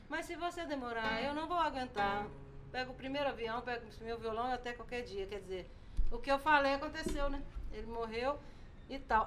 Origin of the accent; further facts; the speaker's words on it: Congonhas, Minas Gerais, Brazil; eu nasci em Casa de Pedra na CSM